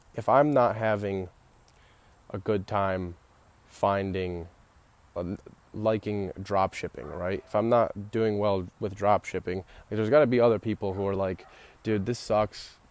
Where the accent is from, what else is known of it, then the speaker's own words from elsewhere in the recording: Royal Oak, Michigan, United States; I was born in Royal Oak, Michigan at Beaumont Hospital and still live in Michigan